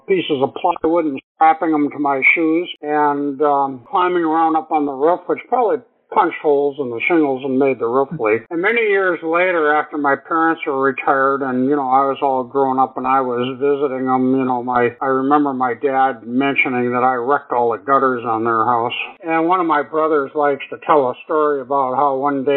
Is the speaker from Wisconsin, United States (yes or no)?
yes; Milwaukee, Wisconsin, United States; I grew up in Milwaukee, Wisconsin, in an urban environment